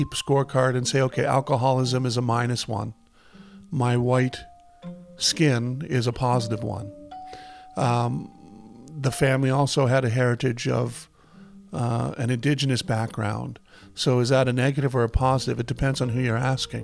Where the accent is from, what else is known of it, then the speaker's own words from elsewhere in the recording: Nova Scotia, Canada; also born or lived in Halifax, Nova Scotia / Lunenburg County, Nova Scotia; I was born in Nova Scotia, grew up on the streets of Halifax until I was around 10. I say streets of Halifax as a joke. And then I moved to Lunenburg County and grew up the rest of my time until I was 18.